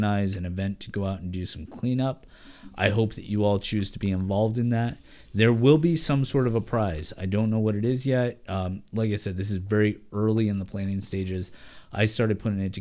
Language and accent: English; Oregon, United States; I'm local. I was born and raised in Oregon.